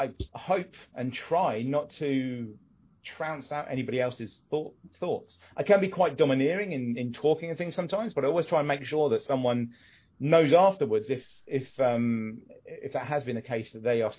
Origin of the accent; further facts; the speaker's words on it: United Kingdom; we're British